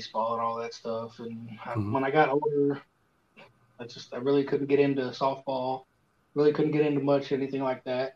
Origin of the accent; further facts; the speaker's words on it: Evansville, Indiana, United States; Evansville, Indiana. Just really close to the Kentucky border